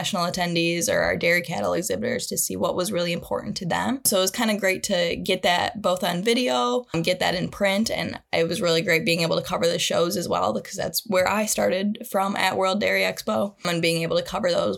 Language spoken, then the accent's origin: English; Mason, Michigan, United States; I'm originally from Mason, Michigan, where I grew up on kind of a small hobby farm